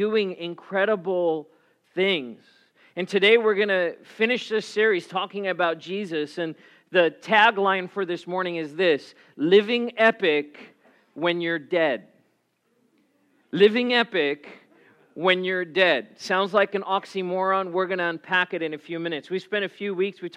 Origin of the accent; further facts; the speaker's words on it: South Africa; now in United States; I grew up in South Africa